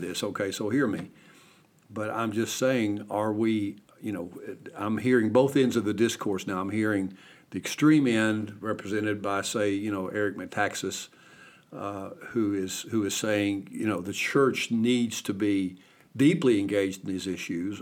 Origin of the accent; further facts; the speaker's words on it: Kentucky, United States; my home state of Kentucky